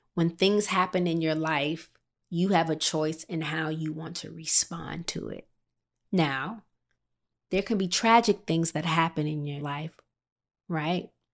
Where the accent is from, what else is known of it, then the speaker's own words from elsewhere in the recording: Midwest, United States; I was born and raised in the Midwest.